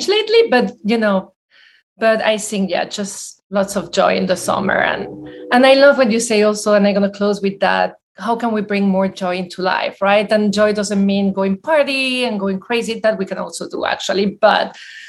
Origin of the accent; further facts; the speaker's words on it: Venezuela; also born or lived in Belgium; now in United States; I'm from Belgium, grew up in Venezuela